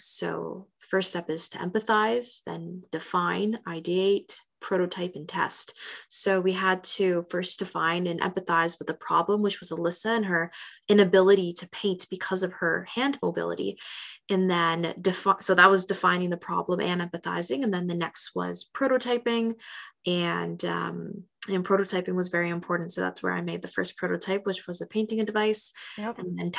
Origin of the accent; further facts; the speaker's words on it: Hamilton, Ontario, Canada; So I'm born and raised in Hamilton, and I made a list of every single hospital, clinic, rehab center, nursing home, and retirement home in my hometown.